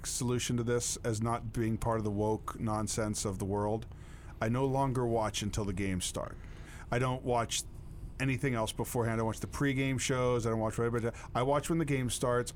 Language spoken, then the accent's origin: English; United States; I'm from Bedford County